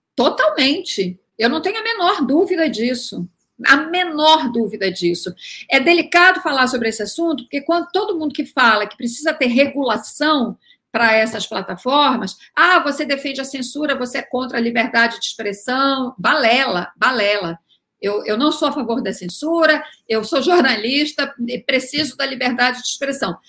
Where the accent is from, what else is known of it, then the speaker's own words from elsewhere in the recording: Belém, Pará, Brazil; por ser da Amazônia, né? solar de Belém